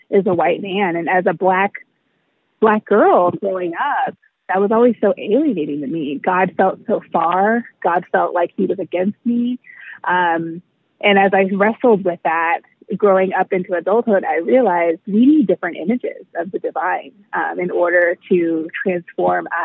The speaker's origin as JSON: {"language": "English", "country": "United States", "tie": "born or raised there", "said": "I'm black and I've been black my whole life, um, but I was raised in America, white America. so even though um, I was raised in a black home, I was raised mostly in black church spaces."}